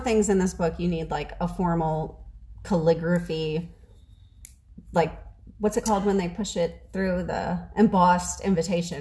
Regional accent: New Orleans, Louisiana, United States; also born or lived in Mobile, Alabama; now in Texas, United States; I'm from New Orleans

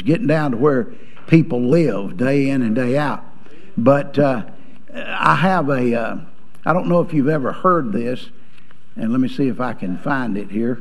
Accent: Georgia, United States; also born or lived in Alabama; I was born in Alabama and raised in Georgia

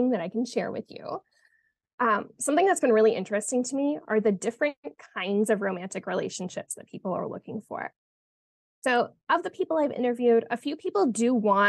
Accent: Canada; moved away as an adult; also born or lived in Montreal; now in Arizona, United States; I'm originally from Canada

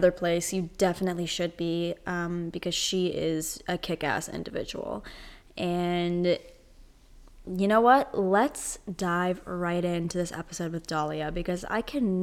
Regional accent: Toronto, Ontario, Canada; I'm from Toronto. So right now Toronto is under like complete lockdown

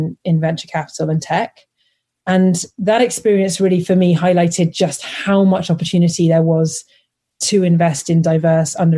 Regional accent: London, United Kingdom; I grew up in London

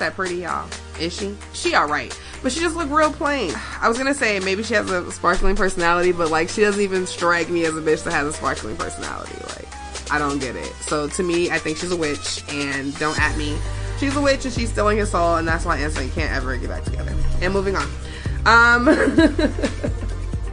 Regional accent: Chicago, Illinois, United States; I'm from Chicago

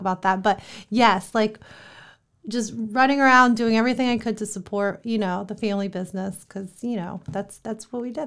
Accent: Columbus, Ohio, United States; moved away; Columbus, Ohio, born and raised.

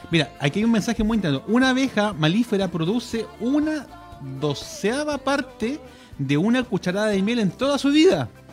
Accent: Constitución, Maule, Chile; todos los que somos de Constitución

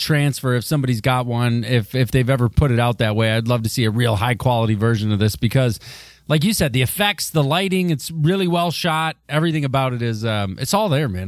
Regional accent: Michigan, United States; my home state

